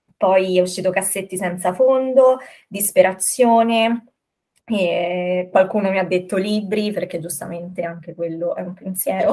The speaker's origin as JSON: {"language": "Italian", "town": "Rome", "region": "Lazio", "country": "Italy", "tie": "born or raised there", "said": "quando ero più piccolina qui a Roma, da una casa ad un'altra"}